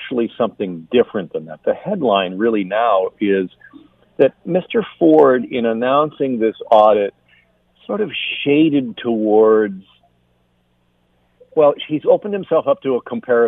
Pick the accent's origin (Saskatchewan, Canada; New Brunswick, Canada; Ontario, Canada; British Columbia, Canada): Ontario, Canada; Burlington; I grew up in Burlington